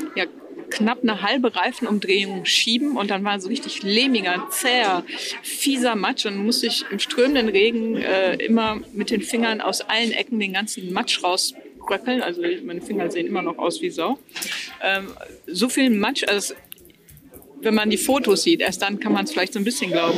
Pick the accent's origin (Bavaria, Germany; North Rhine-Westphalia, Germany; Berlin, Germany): North Rhine-Westphalia, Germany; Wesel; moved away; ich komme ursprünglich aus Wesel am Niederrhein